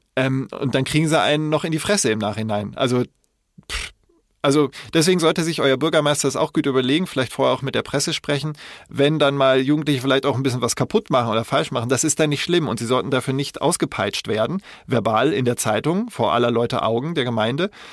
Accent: Koblenz, Rhineland-Palatinate, Germany; ich bin ja in Koblenz da aufgewachsen

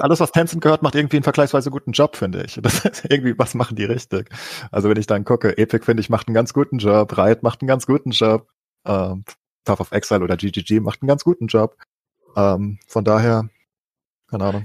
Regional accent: Germany; als äh, Deutsche

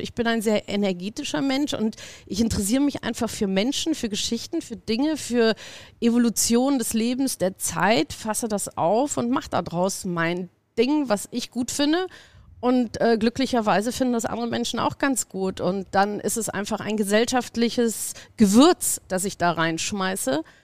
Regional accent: Munich, Bavaria, Germany; moved away; Ich komme aus München, habe da das Backstage mit groß gemacht damals

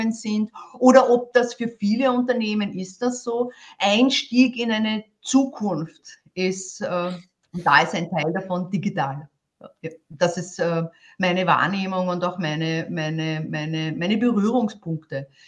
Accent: Vienna, Austria; Äh, ich möchte das als Wienerin, ich bin Wienerin, sagen, es geht immer ums Eingemachte

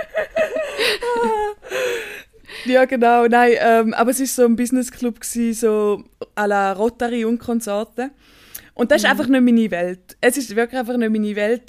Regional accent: Staad, St. Gallen, Switzerland; ich bin in Stad aufgewachsen. Das ist ein Dorf

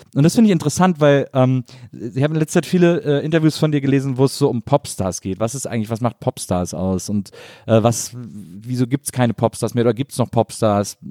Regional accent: Wesseling, North Rhine-Westphalia, Germany; in Wesseling, wo ich herkomme

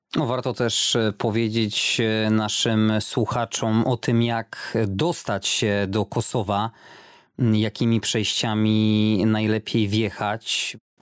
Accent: Poland; kiedy tylko usłyszeli, że z Polski

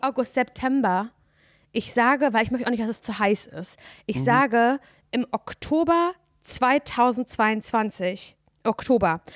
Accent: Parchim, Mecklenburg-Vorpommern, Germany; moved away; Simon und ich, wir sind ja beide in Mecklenburg-Vorpommern aufgewachsen

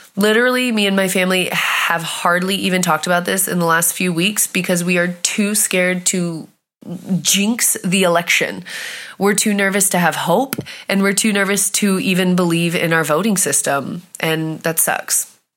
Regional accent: California, United States; now in Germany; from California

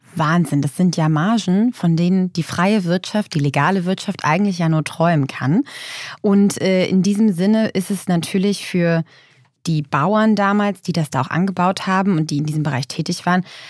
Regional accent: Lübeck, Schleswig-Holstein, Germany; in meiner Heimatstadt in Lübeck

